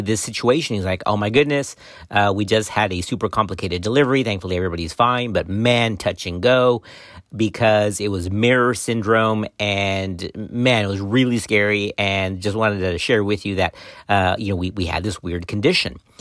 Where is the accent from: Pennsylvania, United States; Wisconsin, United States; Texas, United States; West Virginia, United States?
Texas, United States; my home state of Texas